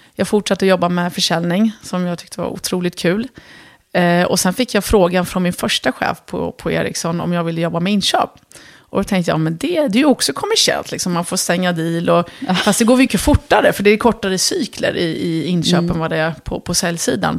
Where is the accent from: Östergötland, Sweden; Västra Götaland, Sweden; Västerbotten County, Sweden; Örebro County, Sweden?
Örebro County, Sweden; Örebro; Swedish is a second language; moved away as an adult; also born or lived in Lebanon / Dubai; hamnade vi i Örebro. Och där växte jag upp